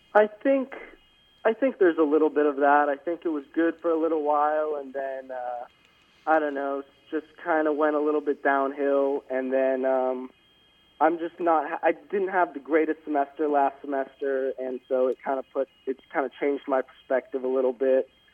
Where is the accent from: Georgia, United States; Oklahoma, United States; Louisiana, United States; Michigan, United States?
Georgia, United States; Atlanta; moved away as an adult; now in Berkeley, United States; I'm from Atlanta, Georgia, so I'm paying out-of-state tuition